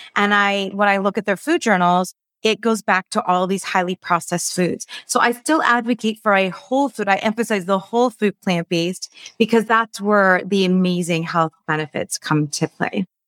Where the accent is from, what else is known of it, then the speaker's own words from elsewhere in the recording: Los Angeles, California, United States; So, I grew up in Los Angeles. I'm still in Los Angeles, born and raised